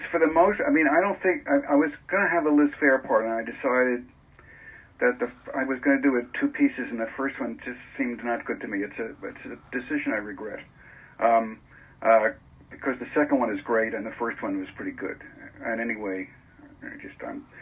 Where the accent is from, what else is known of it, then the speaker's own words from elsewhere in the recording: New York City, New York, United States; also born or lived in Manhattan, New York; I started reading The Voice in Queens